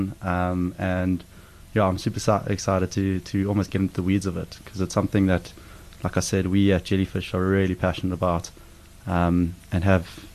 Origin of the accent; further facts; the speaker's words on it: South Africa; growing up in South Africa, you have the opportunity to head to the bush quite a bit.